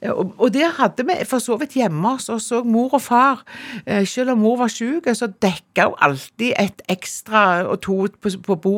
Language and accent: Norwegian; Jørpeland, Rogaland, Norway; born there; Jeg er født på Jørpeland, og det er liksom den siste minibyen du kjører gjennom når du skal til Prekestolen. Ja. Så det ligger inne i Ryfylke, rett og slett.